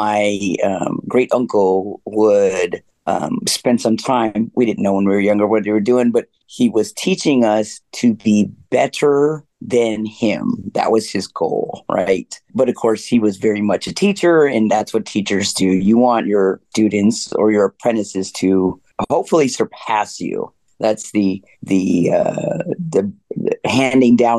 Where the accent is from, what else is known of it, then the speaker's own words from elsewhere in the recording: Canada; I'm coming from the reservation and obviously we have a cooperative, but we don't really have money. So there's nobody's keeping up with anybody really in that regard. And we're Canadian Indian